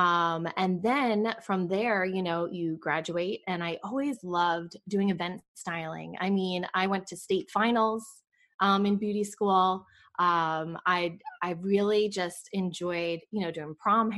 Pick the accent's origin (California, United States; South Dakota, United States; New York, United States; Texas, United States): New York, United States; moved away as an adult; also born or lived in Boca Raton, Florida; now in Raleigh, United States; I grew up in New York. And I think it's so funny when people say, where are you from? You know, because when you move a lot, it's like, okay, where's my home base? New York is my home base. That's where I was born and raised.